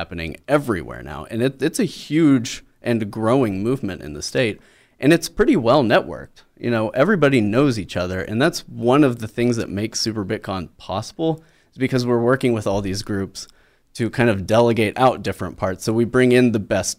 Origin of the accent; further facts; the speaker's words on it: Oklahoma, United States; growing up in Oklahoma, since I am an Okie geek.